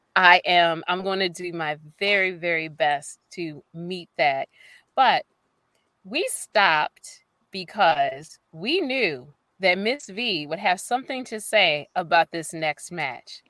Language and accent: English; Baltimore, Maryland, United States; I'm from Baltimore